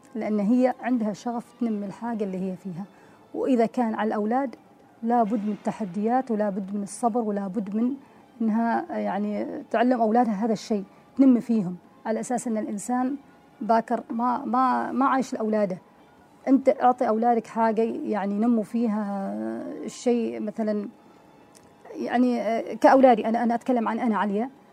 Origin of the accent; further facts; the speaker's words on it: Oman; افتح المطعم في عمان نعم. بلدي